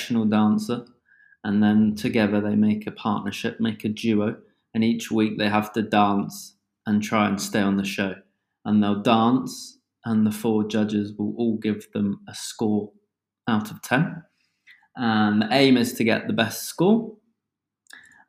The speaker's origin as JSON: {"language": "English", "country": "United Kingdom", "accent": "British", "said": "As one can tell from my accent, I am from the UK"}